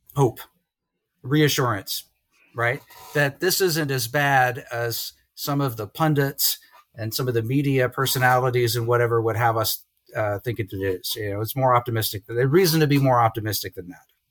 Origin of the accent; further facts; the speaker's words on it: Lynchburg, Virginia, United States; moved away as an adult; also born or lived in Columbus, Ohio / Cleveland area, Ohio; now in Morgantown, United States; I'm from Lynchburg, Virginia